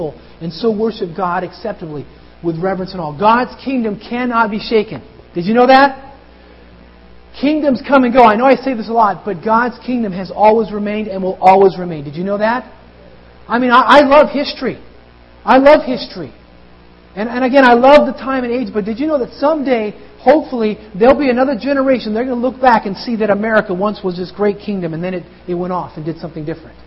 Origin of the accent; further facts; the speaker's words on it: United States; I feel blessed to have been born in this nation